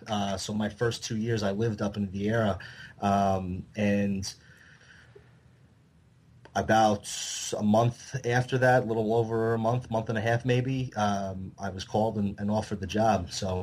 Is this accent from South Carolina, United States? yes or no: no; Long Island, New York, United States; now in New Jersey, United States; I moved to New Jersey from Long Island to get married, and so we were both teachers in New Jersey